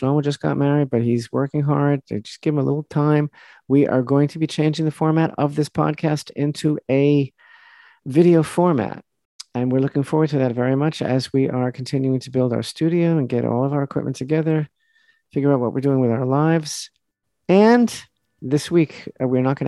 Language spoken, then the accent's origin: English; Massachusetts, United States; moved away; I was born in Massachusetts. By some cosmic wrinkle, my soul touched down in Massachusetts, but I'm here already 42 years